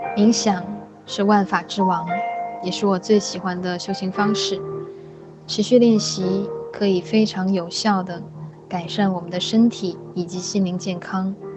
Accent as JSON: {"language": "Chinese", "country": "China", "said": "我们中国人表达情绪和表达情感的方式很内敛"}